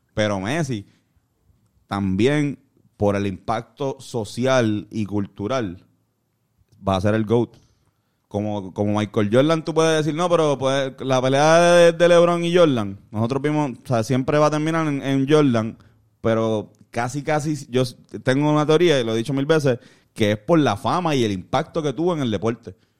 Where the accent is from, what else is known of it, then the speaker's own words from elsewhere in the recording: Puerto Rico; como puertorriqueños